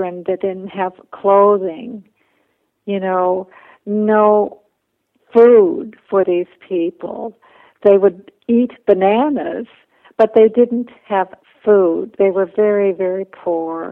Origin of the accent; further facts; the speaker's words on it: Minnesota, United States; also born or lived in Bolivia; I went to school full-time to the University of Minnesota